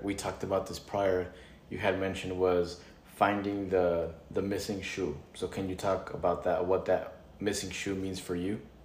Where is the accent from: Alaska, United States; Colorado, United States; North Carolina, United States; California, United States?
California, United States; I was born in California.